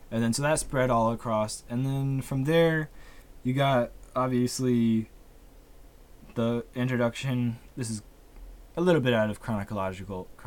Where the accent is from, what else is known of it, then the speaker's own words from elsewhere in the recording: United States; because, like I said, we're American, so we we know a little bit.